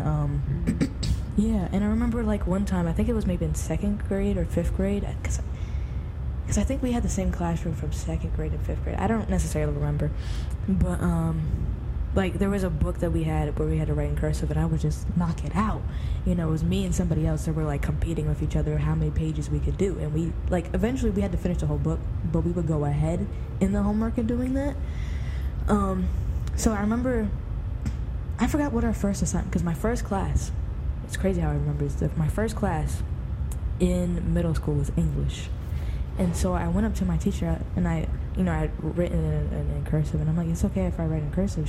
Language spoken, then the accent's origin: English; Virginia, United States; also born or lived in Maryland; I grew up in Virginia